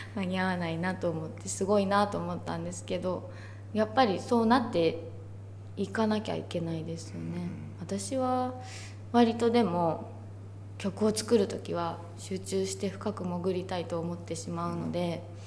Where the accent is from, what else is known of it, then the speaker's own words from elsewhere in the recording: Kurume, Fukuoka, Japan; moved away; also born or lived in Kansai; 自分の地元の福岡とか久留米